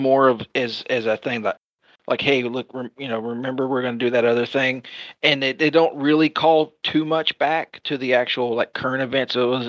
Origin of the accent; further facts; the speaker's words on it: Texas, United States; I'm from Texas.